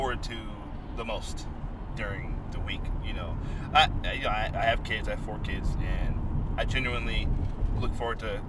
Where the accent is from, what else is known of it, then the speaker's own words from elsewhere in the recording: East Coast, United States; now in California, United States; I didn't grow up out here. I grew up on the East Coast